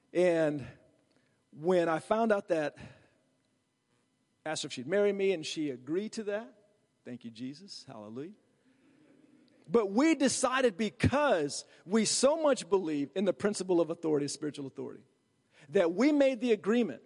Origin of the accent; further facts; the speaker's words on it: Virginia, United States; I'm from Virginia